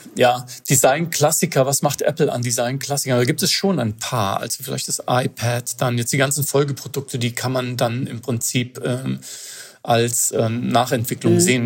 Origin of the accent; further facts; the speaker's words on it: Germany; als äh, Europäer oder als Deutscher